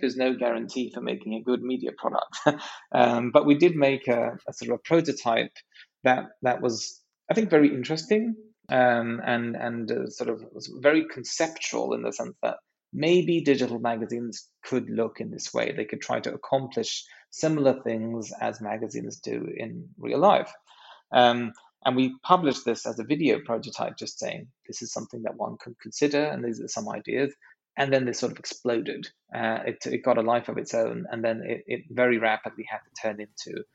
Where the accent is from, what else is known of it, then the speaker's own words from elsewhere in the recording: Sweden; also born or lived in San Francisco, United States; I'm half British, a quarter Norwegian, and a quarter Swedish, and spent most of my life in Sweden running things here